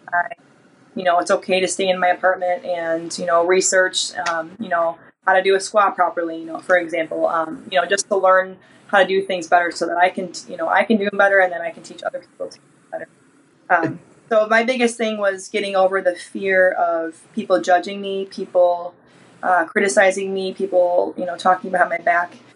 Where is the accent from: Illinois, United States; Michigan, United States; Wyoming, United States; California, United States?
Michigan, United States; Detroit; I'm from the Detroit area